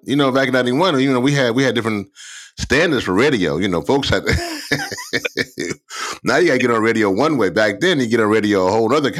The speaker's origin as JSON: {"language": "English", "region": "Louisiana", "country": "United States", "tie": "born or raised there", "said": "in New Orleans, in my home state of Louisiana."}